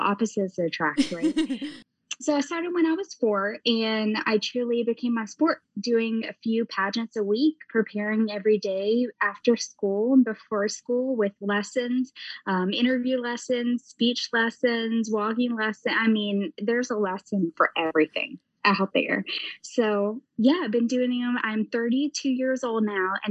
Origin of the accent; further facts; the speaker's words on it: the South, United States; now in Ohio, United States; I grew up in the South